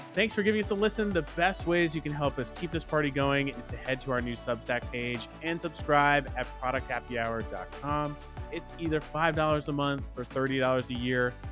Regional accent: Dallas, Texas, United States; my hometown of Dallas, Texas

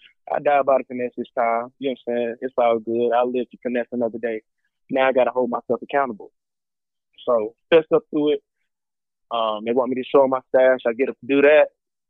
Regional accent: Atlanta, Georgia, United States; Like I said earlier, I'm from Atlanta. City of finesse.

